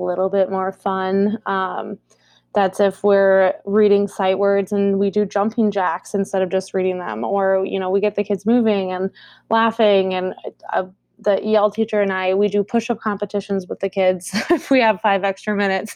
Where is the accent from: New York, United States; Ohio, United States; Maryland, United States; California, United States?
Ohio, United States; Columbus; moved away as an adult; also born or lived in Collierville, Tennessee / Cincinnati, Ohio; now in Minneapolis, United States; we moved to Columbus, Ohio when I was in the third grade. So I grew up there in Columbus